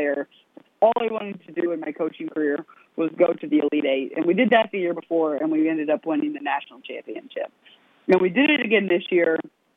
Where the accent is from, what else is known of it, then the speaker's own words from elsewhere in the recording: West Virginia, United States; Marshall gave me the opportunity to stay in my home state, not move too far away, still be able to go back and forth to Glenville